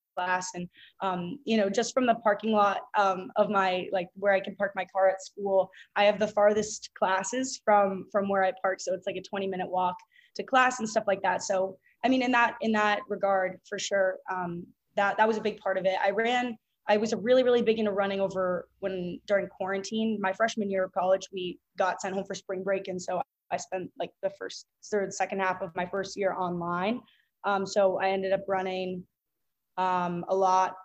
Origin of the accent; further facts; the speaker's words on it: Boston, Massachusetts, United States; moved away as an adult; now in Miami, United States; I'm from Boston and I currently go to school at the University of Miami